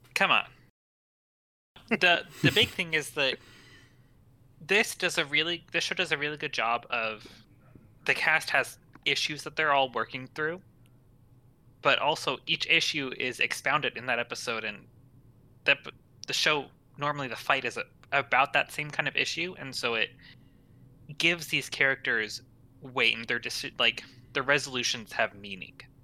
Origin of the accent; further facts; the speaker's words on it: United States; as an American